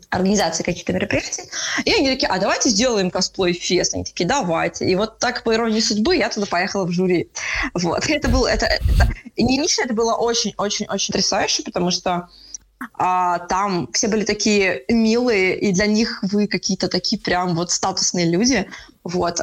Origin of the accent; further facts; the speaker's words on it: Saint Petersburg, Russia; Я сама из Питера, мои все друзья из Питера